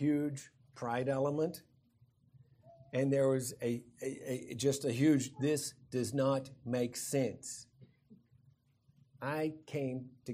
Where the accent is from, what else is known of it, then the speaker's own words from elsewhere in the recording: Kansas, United States; now in Colorado, United States; growing up in Kansas